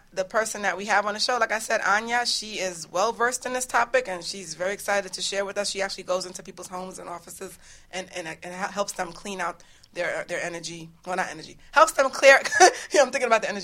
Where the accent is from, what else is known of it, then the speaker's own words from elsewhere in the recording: New York, United States; accent: New York; my New York accent